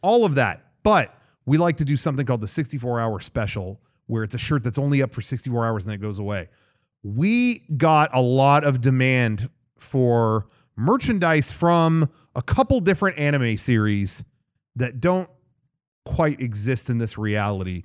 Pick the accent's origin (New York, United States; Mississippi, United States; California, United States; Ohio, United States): California, United States; being a Californian